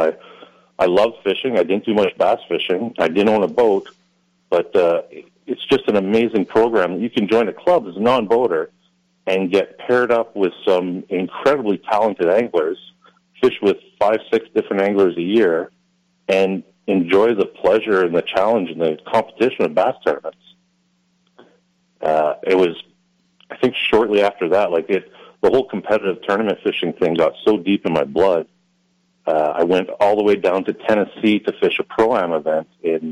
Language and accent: English; Quebec, Canada; also born or lived in Montreal; now in Ottawa, Canada; I grew up in Quebec